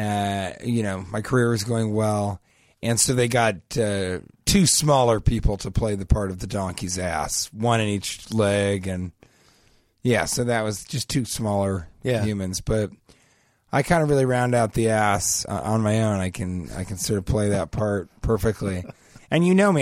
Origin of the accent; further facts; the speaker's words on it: Denver, Colorado, United States; growing up in Denver